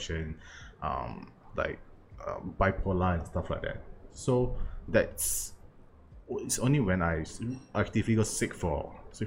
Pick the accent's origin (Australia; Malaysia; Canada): Malaysia; as a Malaysian Chinese, I stay in Malaysia. I grew up and stay in Malaysia for like 30 years right now